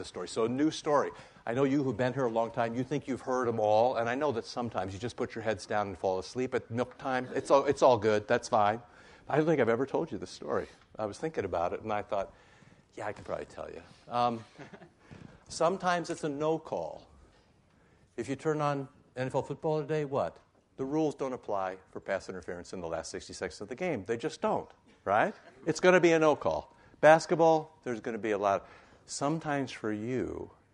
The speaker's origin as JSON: {"language": "English", "region": "Iowa", "country": "United States", "tie": "born or raised there", "said": "I grew up in Iowa"}